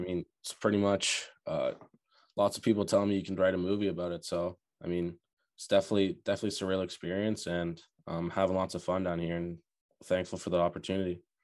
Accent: Burlington, Ontario, Canada; also born or lived in Oakville, Ontario; now in Charlottetown, Canada; I was born in Oakville, um, sadly, parents split up around when I was eight years old, moved to Burlington

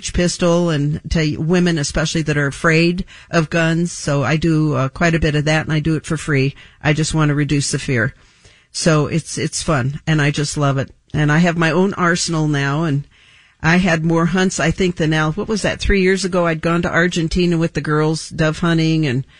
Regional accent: Southern California, United States; born and raised in Southern California on the water.

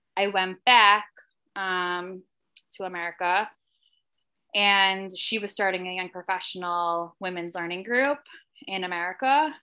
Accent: Livingston, New Jersey, United States; I grew up in Livingston, New Jersey

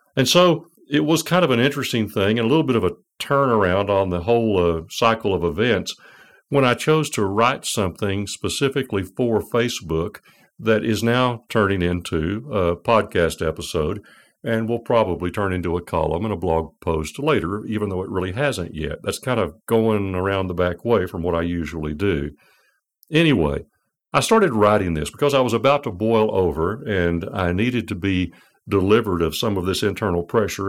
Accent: United States; as an American

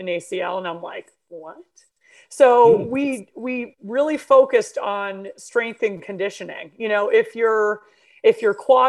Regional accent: Jericho, Vermont, United States; also born or lived in New York / Pennsylvania; My family moved from Pennsylvania, actually, to Vermont, to Jericho, when I was 5 years old. And I really just think it was the best place to grow up in.

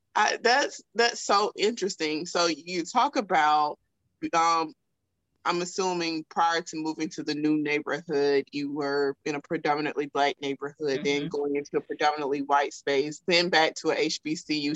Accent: South Alabama, United States; accent: thick Southern; I'm from South Alabama, so you know, my, my thick Southern accent

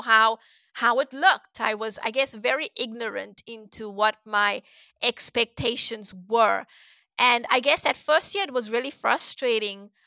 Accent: Cape Town, Western Cape, South Africa; moved away as an adult; also born or lived in South Korea; now in United States; I was born and raised in Cape Town, South Africa

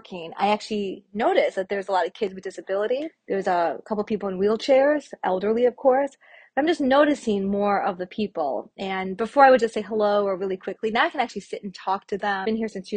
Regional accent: Detroit, Michigan, United States; I'm from Detroit

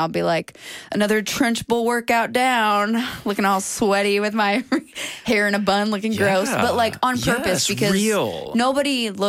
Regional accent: Brooklyn, New York, United States; I'm from Brooklyn.

